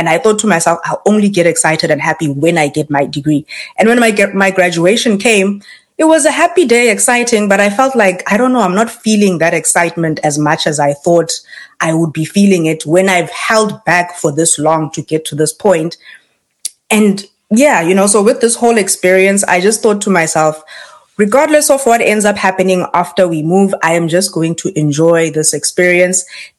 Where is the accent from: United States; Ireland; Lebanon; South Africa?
South Africa; moved away as an adult; now in Canada